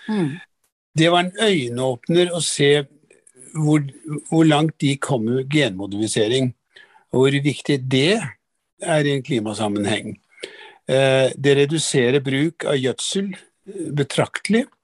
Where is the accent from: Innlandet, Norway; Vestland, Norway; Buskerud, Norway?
Buskerud, Norway; Drammen; du, jeg vokste opp i Drammen.